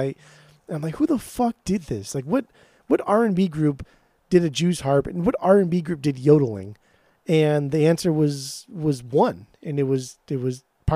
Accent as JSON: {"language": "English", "region": "Southern California", "country": "United States", "tie": "born or raised there", "said": "we grew up in Southern California"}